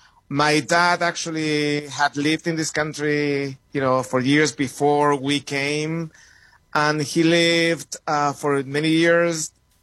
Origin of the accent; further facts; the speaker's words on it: Santiago, Santiago Metropolitan Region, Chile; moved away as an adult; also born or lived in New York City / Madison, Wisconsin; So you mentioned that I'm from Chile. I was raised and born in Santiago, Chile. Came to the States in the mid-90s. I was 25.